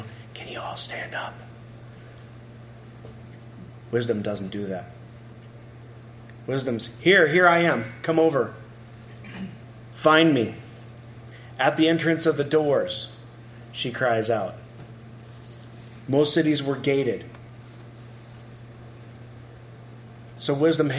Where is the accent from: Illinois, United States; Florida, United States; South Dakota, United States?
South Dakota, United States; moved away; when I grew up in South Dakota, we lived out in the country